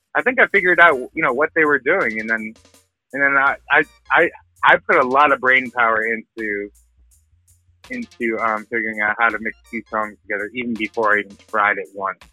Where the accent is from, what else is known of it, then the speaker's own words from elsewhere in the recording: northern New Jersey, United States; also born or lived in Dallas, Texas / Ireland (ancestry); I was born in Dallas, Texas. My my family hails from my you know my ancestors hail from uh, from Ireland, so I'm Irish, mm. Irish American. Mm. Um, I, but I I grew up from four years old in northern New Jersey